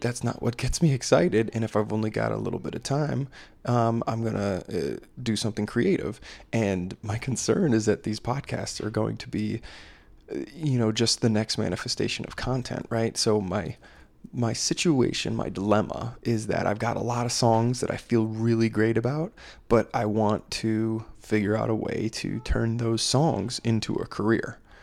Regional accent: Maryland, United States; I'm from Maryland

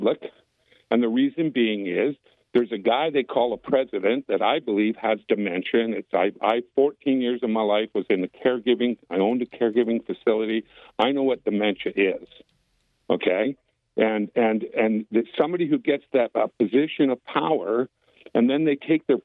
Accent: White Rock, British Columbia, Canada; born or raised there; moved away as an adult; now in United States

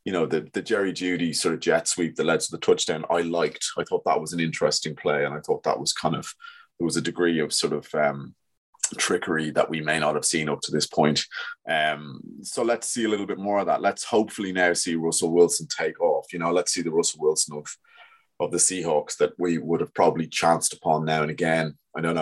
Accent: Ireland; we're all Irish

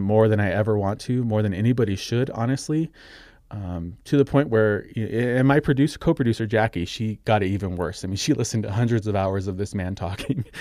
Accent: Socorro, New Mexico, United States; my hometown of Socorro, New Mexico

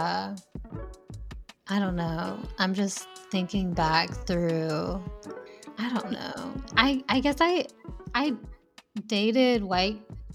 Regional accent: the South, United States; growing up in the South, it's just like very oppressive

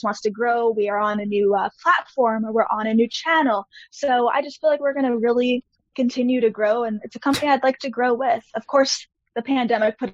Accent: Canada; being Canadian, I actually wasn't even allowed into the States

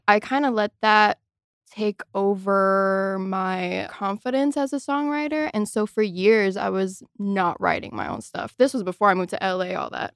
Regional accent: Miami, Florida, United States; moved away as an adult; now in Los Angeles, United States; I am very much from Miami

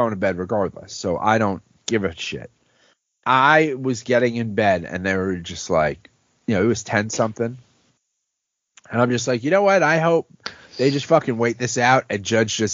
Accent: New York City, New York, United States; moved away; also born or lived in Philadelphia; growing up in the Bronx

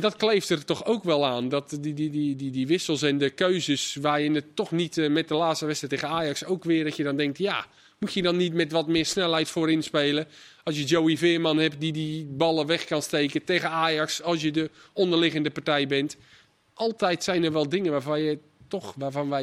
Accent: Netherlands

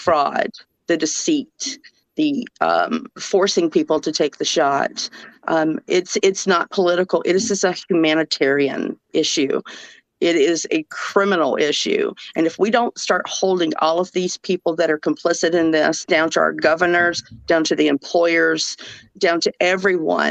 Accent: Georgia, United States; accent: southern; now in Minnesota, United States; Even with a southern accent, I live in Minnesota, so I'm from Georgia

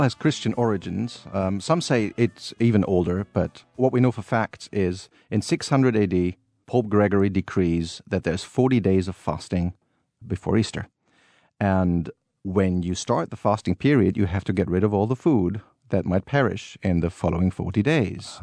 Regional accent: Cologne, North Rhine-Westphalia, Germany; moved away; I grew up as a child always going to these Rose Monday

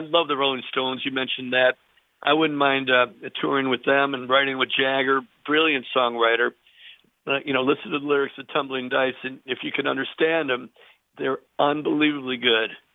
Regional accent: Chicago, Illinois, United States; also born or lived in Burr Ridge, Illinois; I'm in my hometown of Chicago, Illinois

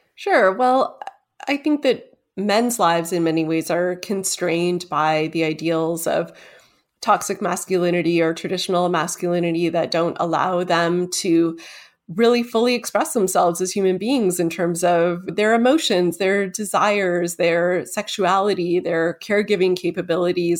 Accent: Toronto, Ontario, Canada; my hometown, Toronto

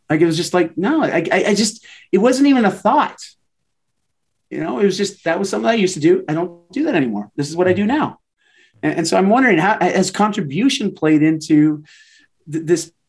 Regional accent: Canada; I'm Canadian

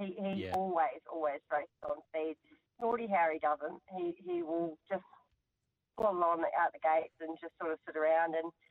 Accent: New Zealand; now in Australia; No, I'm from New Zealand.

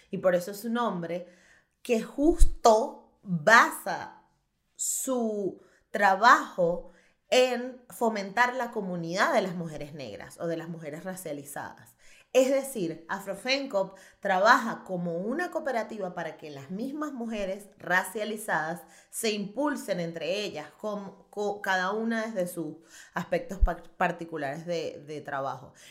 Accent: Chirimena, Miranda, Venezuela; bueno, mami, soy de Chirimena

